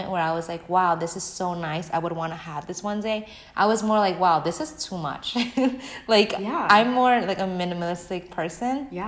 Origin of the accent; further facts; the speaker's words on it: New York City, New York, United States; I'm such a New Yorker.